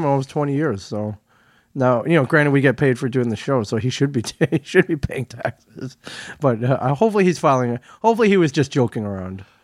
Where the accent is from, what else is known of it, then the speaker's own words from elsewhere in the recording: Midwest, United States; moved away; I grew up in the Midwest, so I'm not, I'm not a stranger to cor-, rows of cornfields